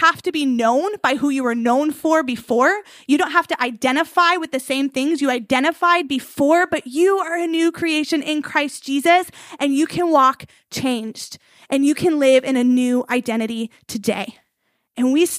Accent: outside of Chicago, Illinois, United States; We grew up like outside of Chicago

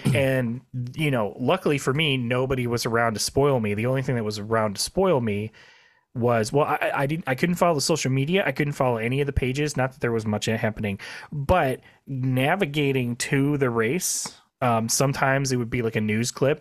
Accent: Midwest, United States; we're from the Midwest

